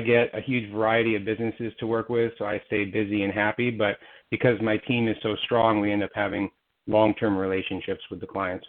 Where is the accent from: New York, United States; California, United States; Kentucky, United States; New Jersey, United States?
California, United States; Silicon Valley; I was raised in Silicon Valley.